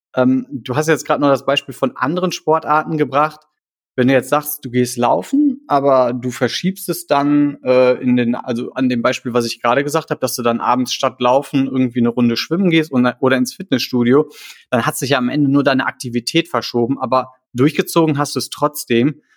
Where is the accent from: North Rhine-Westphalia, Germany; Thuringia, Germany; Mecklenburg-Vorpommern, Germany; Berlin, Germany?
North Rhine-Westphalia, Germany; Krefeld; also born or lived in Düsseldorf; ich komme aus Krefeld, ich habe lange in Düsseldorf gewohnt